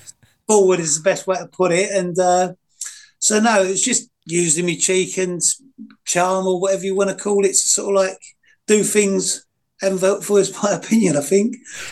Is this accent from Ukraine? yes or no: no; East of England, United Kingdom; So I always call myself quite lucky when I moved into the area, because I was originally from Essex.